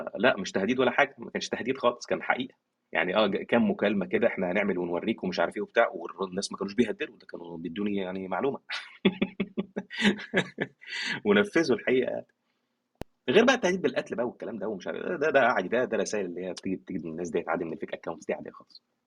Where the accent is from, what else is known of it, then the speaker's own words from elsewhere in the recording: Egypt; عندنا في مصر